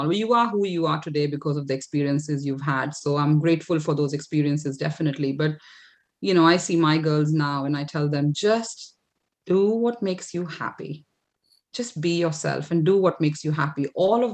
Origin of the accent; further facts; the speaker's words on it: India; moved away as an adult; also born or lived in Canada; now in United Kingdom; born and brought up in India. You know, I lived 25 years of my life there